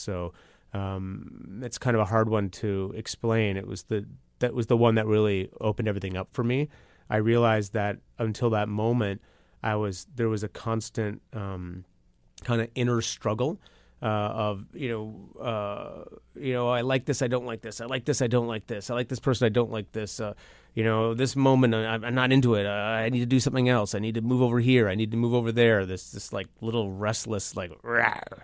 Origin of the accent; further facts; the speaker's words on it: Toronto, Ontario, Canada; I'm from Toronto